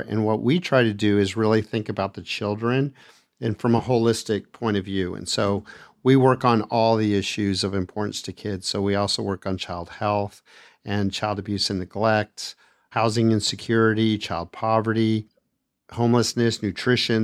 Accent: El Paso, Texas, United States; also born or lived in Austin, Texas; I grew up in El Paso, Texas

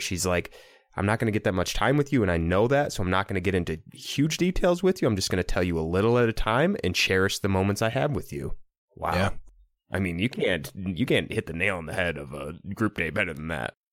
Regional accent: Iowa, United States; born or raised there

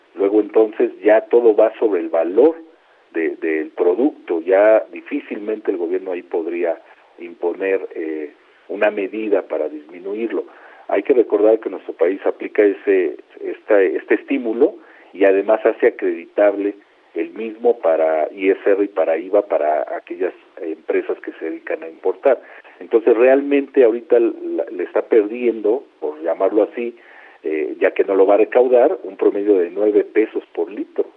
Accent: Mexico; Como muchos mexicanos

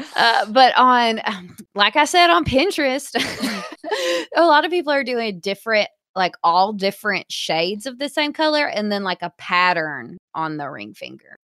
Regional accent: Hot Springs, Arkansas, United States

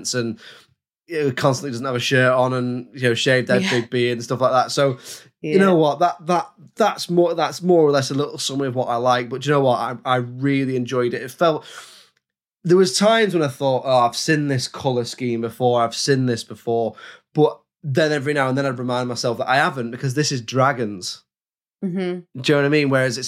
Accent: London, United Kingdom; Because I'm 8 and I'm from London.

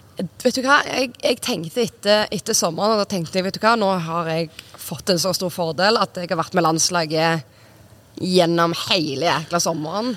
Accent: Sola, Rogaland, Norway; moved away as an adult; also born or lived in Trondheim / Romania / North Macedonia / Denmark; jeg flytta eh, fra Sola eh, når jeg var 19

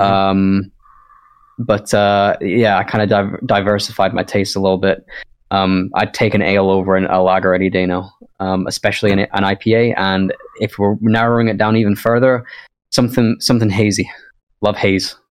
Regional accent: Scotland, United Kingdom; moved away; I I am from Scotland originally

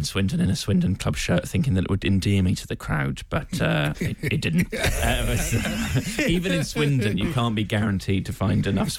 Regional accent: Tokyo, Japan; born there; I was born in Tokyo.

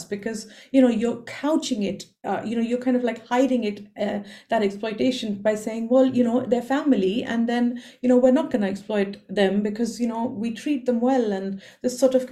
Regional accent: India; I come from India

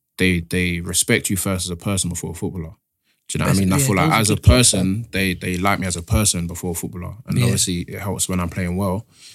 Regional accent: East Dulwich, London, United Kingdom; East Dulwich.

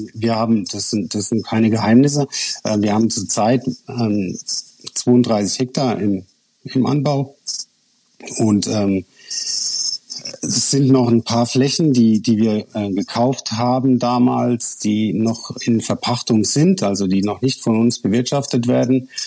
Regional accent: Rhineland-Palatinate, Germany; als äh, Pfälzer

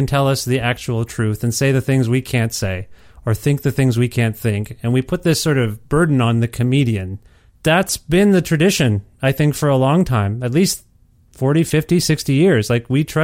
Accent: Canada; as a Canadian

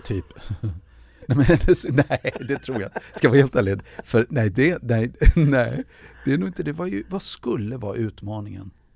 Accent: Sweden; moved away as an adult; now in Los Angeles, United States; som svensk

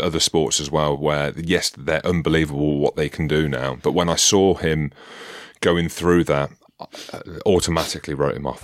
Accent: United Kingdom; being British

